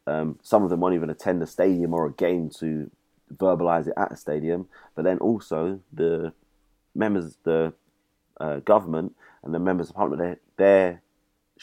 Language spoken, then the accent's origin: English; United Kingdom; I'm British